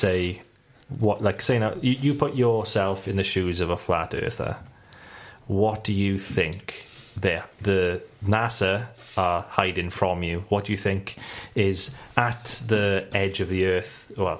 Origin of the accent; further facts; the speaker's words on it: Wales, United Kingdom; We're all Welsh, yeah.